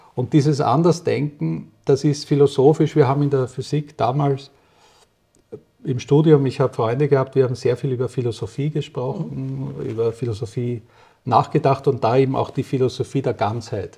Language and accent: German; Vienna, Austria; now in Switzerland; 1961 in Österreich, in Wien geboren